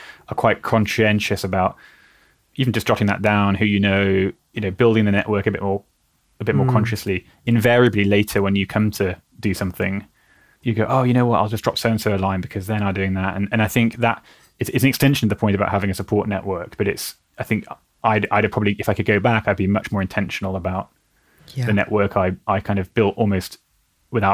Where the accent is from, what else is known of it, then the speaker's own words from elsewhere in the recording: United Kingdom; We're naturally cautious of asking for help as British people